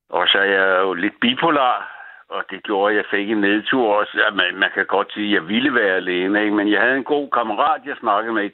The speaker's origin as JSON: {"language": "Danish", "town": "Copenhagen", "region": "Capital Region of Denmark", "country": "Denmark", "tie": "born or raised there", "also_born_or_lived": "Djursland / Greenland", "said": "så jeg er født i på Nørrebro."}